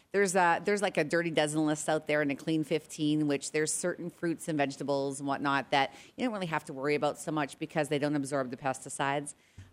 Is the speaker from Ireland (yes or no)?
no; Regina, Saskatchewan, Canada; And growing up in Canada, I know you guys, you know, I got to tell you about this. Like in Regina, by the way, my friends text me because they're listening in. They're like … we don't have 130,000 people.